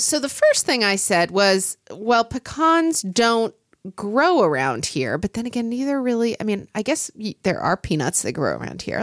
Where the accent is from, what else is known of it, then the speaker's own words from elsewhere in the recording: Oklahoma, United States; moved away; I grew up in Oklahoma